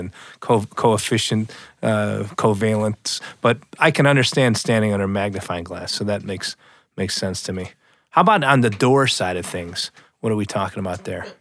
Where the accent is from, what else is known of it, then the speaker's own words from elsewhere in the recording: outside of Chicago, Illinois, United States; in my parents' home growing up outside of Chicago